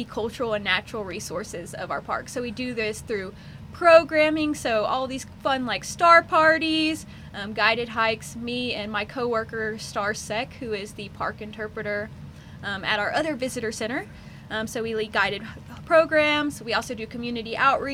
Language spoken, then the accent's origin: English; Gulf Coast Plain, United States; now in Big Bend Ranch State Park, Texas, United States; I grew up on the Gulf Coast Plain, so the climate, it's been the hardest adjustment for sure